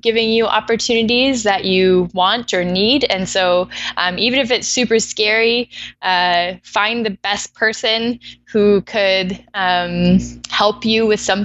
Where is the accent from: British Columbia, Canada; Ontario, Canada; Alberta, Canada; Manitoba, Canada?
British Columbia, Canada; Vancouver; moved away as an adult; also born or lived in Ottawa; now in Toronto, Canada; I was born in Ottawa, but grew up in Vancouver.